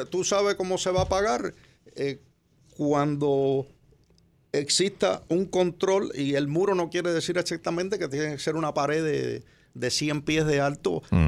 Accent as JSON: {"language": "Spanish", "country": "Cuba", "moved": "yes", "lives_now": "United States", "said": "en mi país, Cuba"}